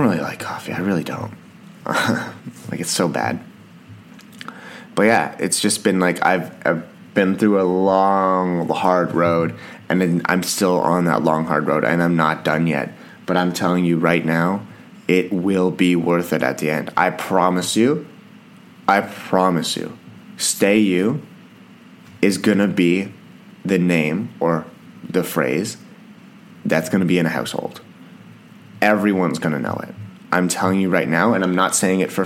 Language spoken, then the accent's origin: English; Canada; I'm Canadian